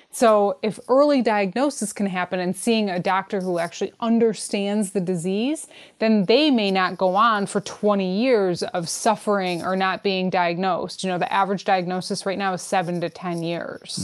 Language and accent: English; Detroit, Michigan, United States; I'm from Detroit